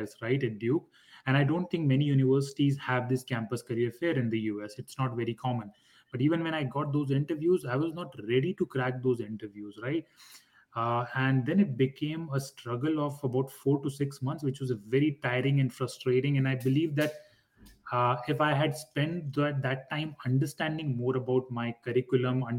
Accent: India; moved away as an adult; also born or lived in Durham, North Carolina, United States; I was born and raised back in India

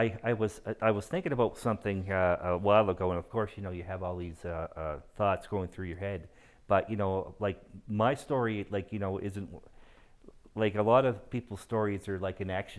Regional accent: Moncton, New Brunswick, Canada; moved away as an adult; now in Calgary, Canada; I am originally from Moncton, New Brunswick.

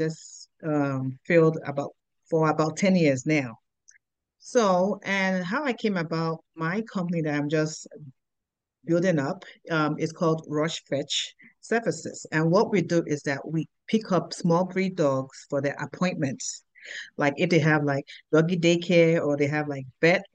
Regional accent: Nigeria; moved away as an adult; also born or lived in Providence, Rhode Island, United States / Murfreesboro, Tennessee, United States; now in Nashville, United States; I was actually born in Rhode Island, Providence. My parents are from Nigeria. That's where I have the accent from, because I went back to Nigeria when I was 6 years old. I came back when I was 19.

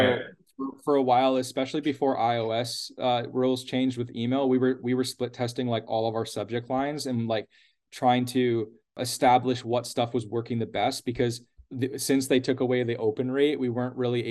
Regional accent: Canada; we're Canadian

